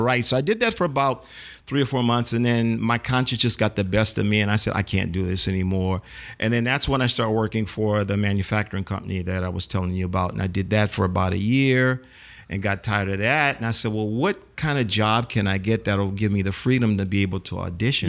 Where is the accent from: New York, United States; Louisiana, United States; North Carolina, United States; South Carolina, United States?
Louisiana, United States; New Orleans; grew up here in New Orleans